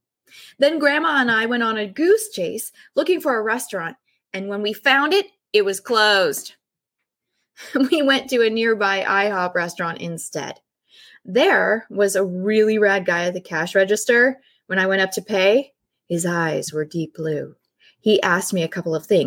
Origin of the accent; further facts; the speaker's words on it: California, United States; I'm from California and staying with my grandmother in the house next to Mary's